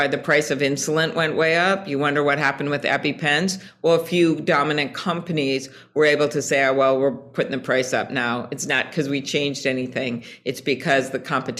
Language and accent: English; Midwest, United States; I'm from the Midwest.